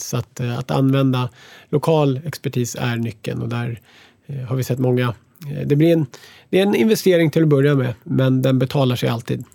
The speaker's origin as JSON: {"language": "Swedish", "country": "Sweden", "moved": "as an adult", "lives_now": "United States", "said": "som svensk"}